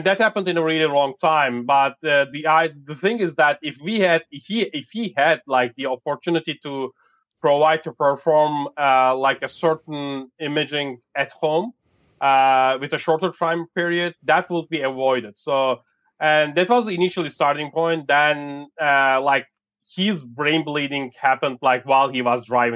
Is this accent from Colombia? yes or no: no; Germany; I grew up in Germany